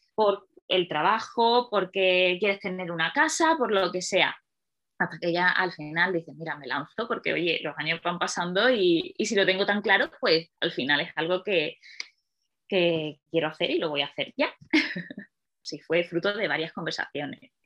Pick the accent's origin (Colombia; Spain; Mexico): Spain; Málaga, Andalusia; moved away as an adult; now in Madrid, Spain; vivo en Madrid desde hace, bueno, desde 2010, llevo ya muchos años aquí, pero soy de Málaga